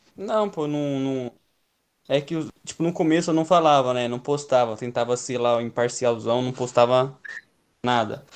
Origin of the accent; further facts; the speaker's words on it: Campinas, São Paulo, Brazil; Eu sou de Campinas